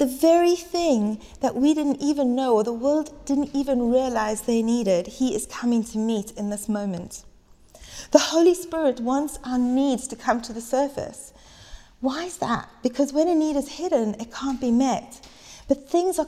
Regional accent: South Africa; moved away as an adult; now in United Kingdom; I was 18 years old, and I moved over to the UK from South Africa

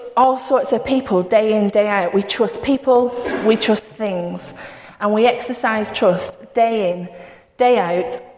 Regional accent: Bacup, North West England, United Kingdom; I don't say the word dude. I'm from Bacup. That doesn't happen. We don't say dude

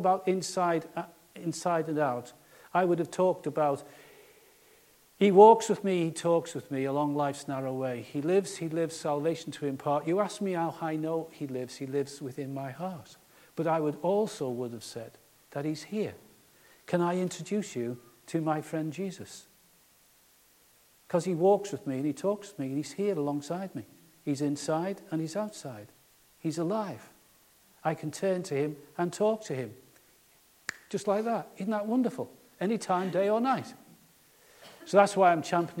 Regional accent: Liverpool, North West England, United Kingdom; I come from Liverpool

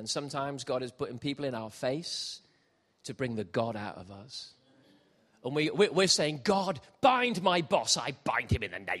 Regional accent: Gibraltar; moved away; I grew up in Gibraltar

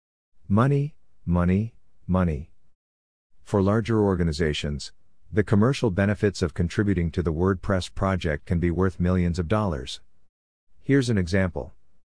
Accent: South Africa; As a South African who can speak both English and Afrikaans, I could offer my translation services to the Polyglots team.

